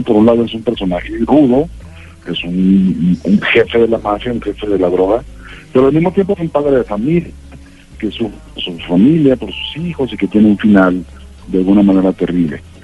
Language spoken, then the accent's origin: Spanish; Ciudad Juárez, Chihuahua, Mexico; moved away as an adult; now in Mexico City, Mexico; una ciudad que básicamente que es donde, la que yo tuve que dejar eh, cuando me vine a la Ciudad de México y que Ciudad Juárez